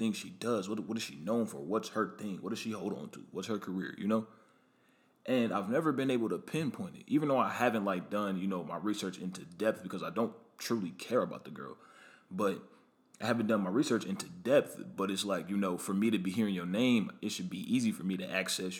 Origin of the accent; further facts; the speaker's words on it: Omaha, Nebraska, United States; now in Atlanta, United States; I'm originally from Omaha, Nebraska.